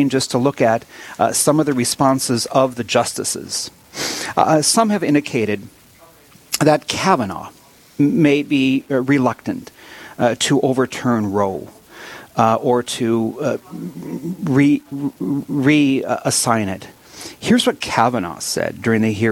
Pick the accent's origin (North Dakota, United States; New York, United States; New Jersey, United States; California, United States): North Dakota, United States; Williston; I'm born and raised in Williston